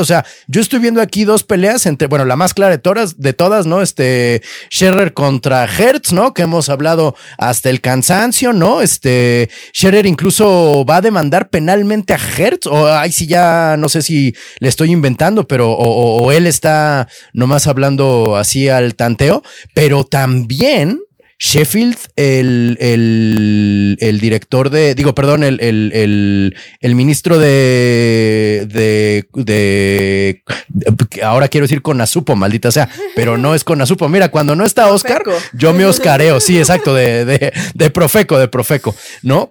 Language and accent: Spanish; Mexico City, Mexico; para nosotros, como chilangos